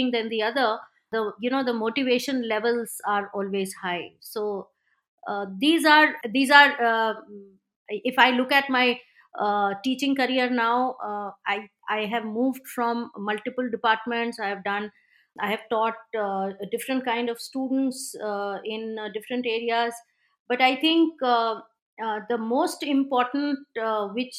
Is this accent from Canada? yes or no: no; India; So being an Indian